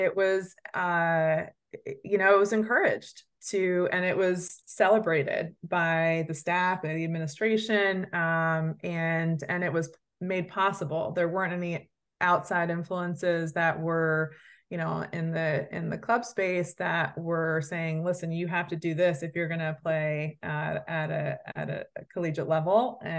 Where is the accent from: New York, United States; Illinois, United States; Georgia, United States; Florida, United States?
New York, United States; Dobbs Ferry; also born or lived in Briarcliff Manor, United States; Yeah, I grew up in Westchester, New York. So Dobbs Ferry first, and then Briarcliff Manor.